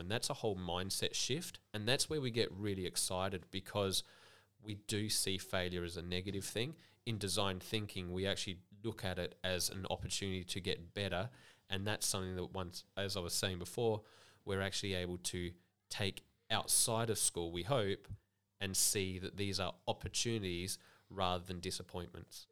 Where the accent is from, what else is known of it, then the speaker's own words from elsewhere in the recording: Adelaide, South Australia, Australia; moved away as an adult; now in Millicent, Australia; I grew up in Adelaide